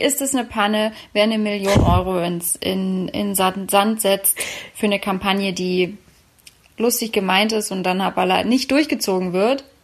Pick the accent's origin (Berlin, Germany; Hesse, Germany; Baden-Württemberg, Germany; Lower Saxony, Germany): Berlin, Germany; meiner Heimatstadt, meine Mutterstadt Berlin